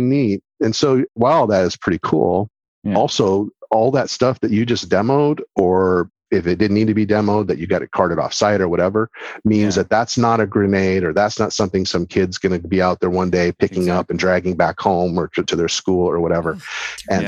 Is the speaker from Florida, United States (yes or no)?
no; Toledo, Ohio, United States; moved away; also born or lived in Oak Harbor, Ohio; am from Ohio, actually, originally